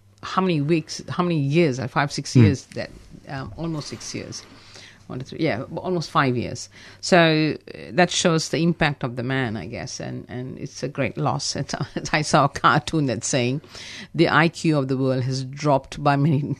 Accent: India; being Indian

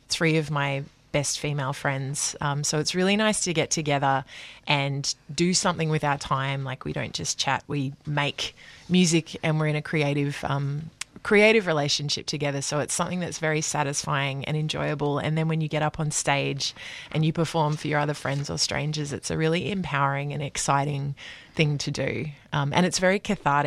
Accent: Brisbane, Queensland, Australia; moved away as an adult; now in Melbourne, Australia; I grew up in Brisbane and I moved here 15 years ago.

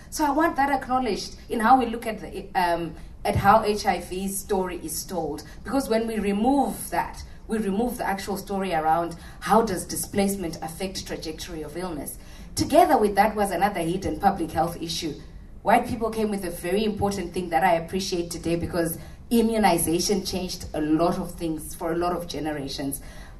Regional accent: Australia; We are part of the population because we are Australian.

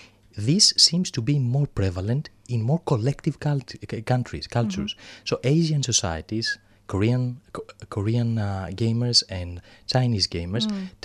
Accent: Greece; accent: thick Greek; English is a second language; now in Australia; my thick Greek accent.

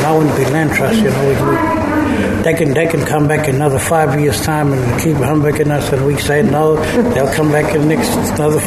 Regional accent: Garawa country, Borroloola, Northern Territory, Australia; I'm from the Garawa language group

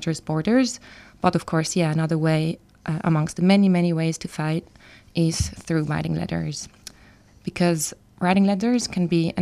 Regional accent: Basel, Basel-Stadt, Switzerland; now in Melbourne, Australia; So I'm from Basel, which is a small city in Switzerland

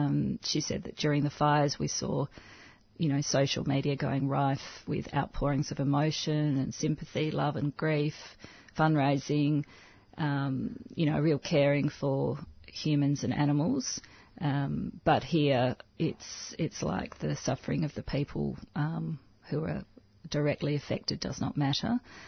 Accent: Australia; I don't identify as Maltese or Spanish. I identify as Australian

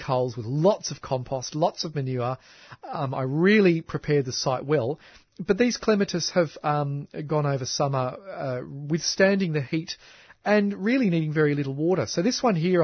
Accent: Canberra, Australian Capital Territory, Australia; I grew up in Canberra.

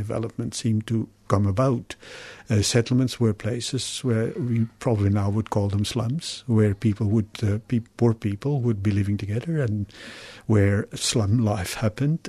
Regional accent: Belgium; moved away as an adult; also born or lived in Congo / Germany; now in Melbourne, Australia; studying social work in Belgium, my home country

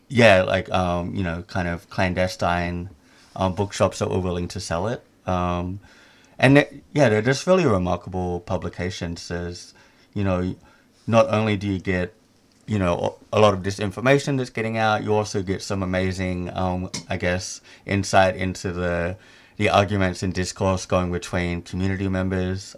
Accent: Sydney, New South Wales, Australia; moved away as an adult; also born or lived in Indonesia; I'm originally from Sydney, Australia, um, but up until the pandemic, I was living in Indonesia

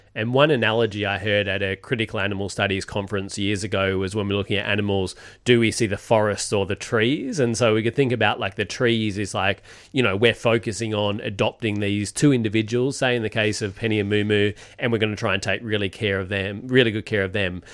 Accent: Perth, Western Australia, Australia; moved away; we're from Perth.

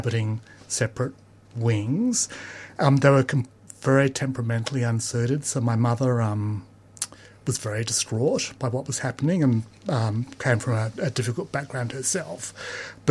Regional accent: Perth, Western Australia, Australia; Perth was really like a big country town when I grew up

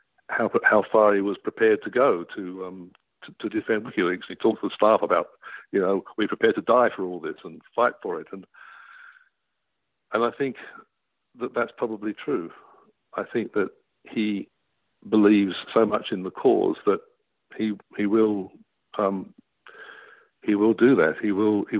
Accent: Australia; as an Australian citizen

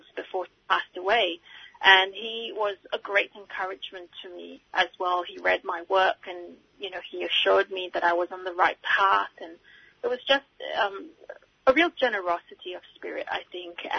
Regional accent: Singapore; moved away; Growing up in Singapore and being a student of English literature and linguistics

